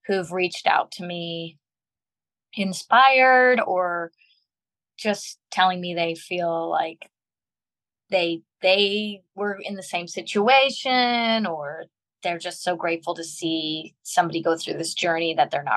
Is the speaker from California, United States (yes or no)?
yes; Long Beach, California, United States; my birth certificate says I'm from Long Beach, California